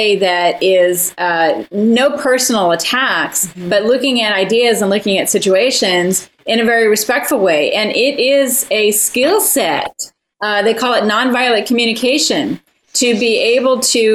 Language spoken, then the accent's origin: English; United States; as Americans